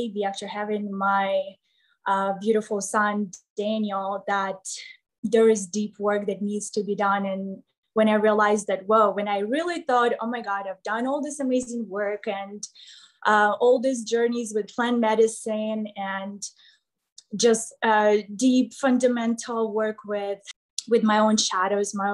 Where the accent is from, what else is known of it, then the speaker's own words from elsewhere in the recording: Kryvyi Rih, Dnipropetrovsk Oblast, Ukraine; English is a second language; moved away as an adult; also born or lived in Kyiv, Ukraine / Texas, United States; now in Las Vegas, United States; I left my home when I was about 15 years old. I started living on the other side of town because I'm from Krivoy Rog